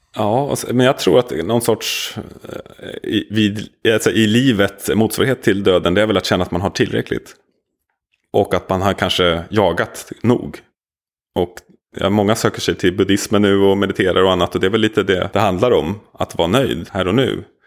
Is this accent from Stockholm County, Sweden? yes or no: yes; Nacka, Stockholm County, Sweden; also born or lived in Södermalm, Stockholm; när jag växte upp i Nacka på 80-talet